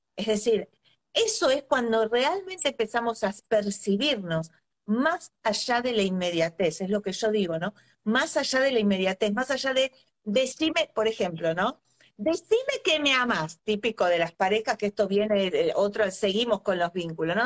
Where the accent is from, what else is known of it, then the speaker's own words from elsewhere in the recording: Argentina; soy argentina